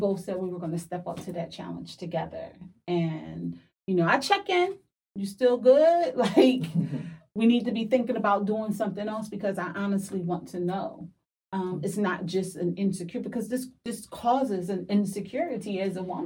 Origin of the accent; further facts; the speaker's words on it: Philadelphia, Pennsylvania, United States; I'm from Philly.